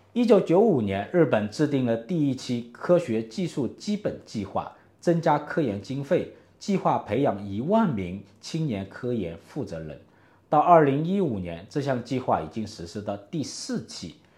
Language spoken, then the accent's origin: Chinese; China; 我们中国人